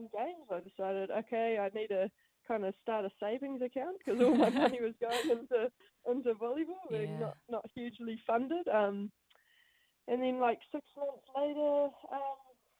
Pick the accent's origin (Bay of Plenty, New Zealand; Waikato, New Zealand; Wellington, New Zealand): Waikato, New Zealand; Matamata; also born or lived in United States / Paris, France; I'm from Matamata, dairy farm family. So grew up with two older brothers